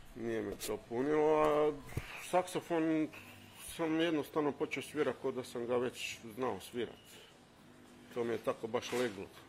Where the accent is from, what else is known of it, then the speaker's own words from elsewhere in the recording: Pula, Istria County, Croatia; Ja sam iz Pule, Riva 2.